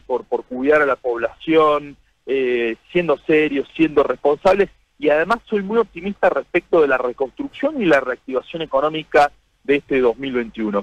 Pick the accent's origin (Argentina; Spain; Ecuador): Argentina; nos tiene que poner orgullosos como argentinos